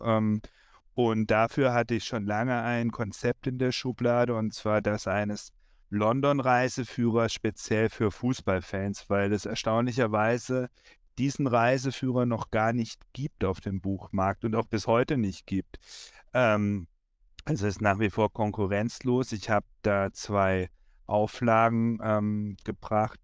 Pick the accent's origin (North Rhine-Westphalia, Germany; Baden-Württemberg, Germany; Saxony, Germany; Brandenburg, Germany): Baden-Württemberg, Germany; Freiburg; ich als Freiburger